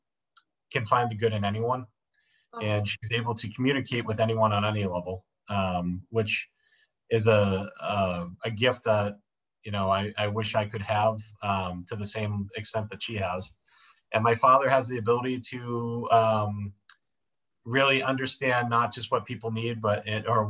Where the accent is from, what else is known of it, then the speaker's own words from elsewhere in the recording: Dunstable, Massachusetts, United States; moved away as an adult; also born or lived in Billerica, Massachusetts / Florida; now in New Hampshire, United States; I grew up in Dunstable, Massachusetts. I'm originally from Billerica. We moved there when I was a kid.